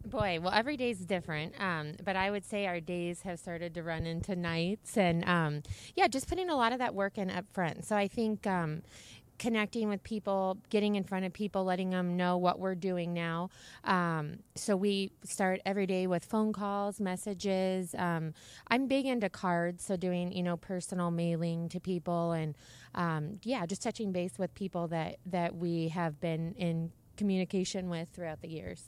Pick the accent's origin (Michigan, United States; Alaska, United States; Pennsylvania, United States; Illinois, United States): Alaska, United States; now in Phoenix, United States; I'm born and raised in Alaska